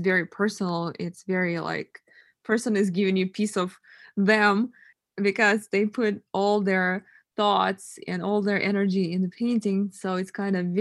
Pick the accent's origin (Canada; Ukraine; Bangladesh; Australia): Ukraine; Eastern Ukraine; English is a second language; now in United States; I'm originally from Europe. I was born in Eastern Ukraine.